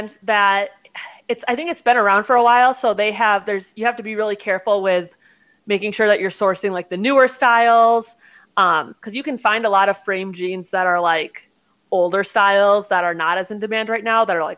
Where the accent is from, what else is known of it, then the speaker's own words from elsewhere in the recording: Wisconsin, United States; We're both from Wisconsin